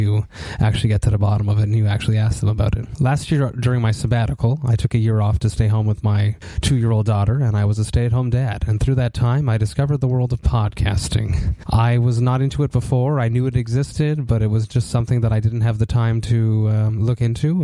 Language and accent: English; Montreal, Quebec, Canada; I come from Montreal.